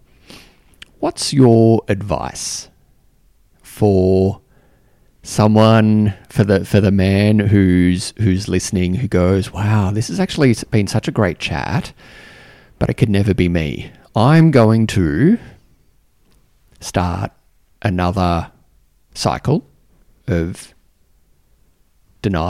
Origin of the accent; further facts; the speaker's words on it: Australia; now in Canberra, Australia; being Australian